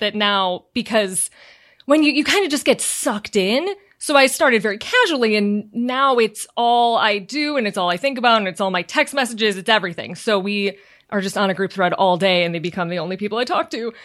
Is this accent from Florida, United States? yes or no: no; outside Chicago, Illinois, United States; moved away as an adult; also born or lived in New York; now in California, United States; I grew up outside Chicago